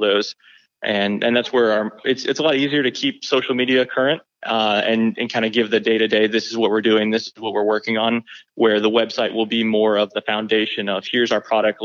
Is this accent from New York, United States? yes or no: no; Georgia, United States; I grew up in Georgia, but we went back to visit a lot